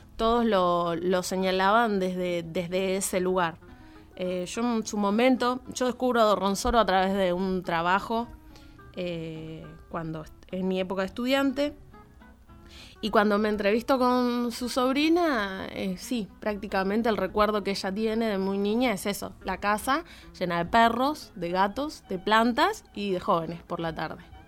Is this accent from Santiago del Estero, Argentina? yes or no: no; Jáuregui, Buenos Aires Province, Argentina; born or raised there